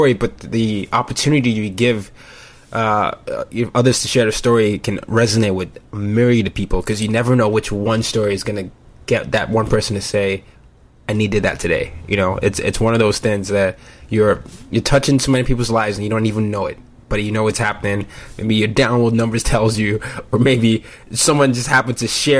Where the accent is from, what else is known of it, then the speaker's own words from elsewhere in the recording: Nigeria; So I'm not American, I'm Nigerian